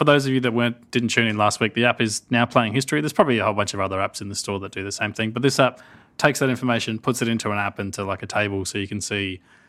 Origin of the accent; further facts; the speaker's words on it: United States; Oh no, I forgot my Australian accent. Sorry, I'm actually American.